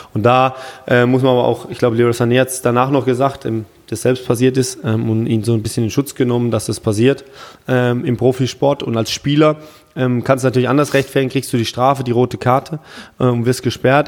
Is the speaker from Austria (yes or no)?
no; Germany; bei uns in Deutschland